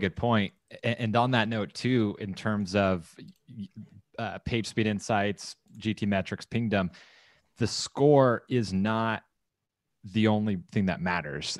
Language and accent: English; Southern California, United States; moved away as an adult; also born or lived in Texas / San Clemente, California; growing up in Southern California, like, great weather, took it for granted, then moved